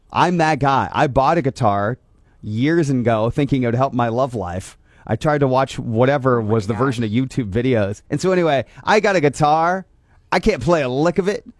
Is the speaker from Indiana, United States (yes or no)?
yes; Angola, Indiana, United States; I grew up in Angola